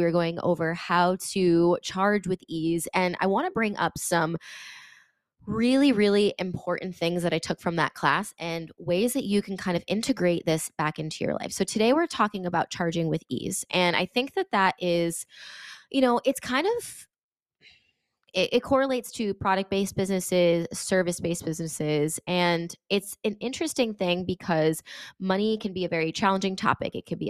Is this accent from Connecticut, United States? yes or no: yes; Connecticut, United States; I'm from Connecticut and I was in California yesterday and I was teaching.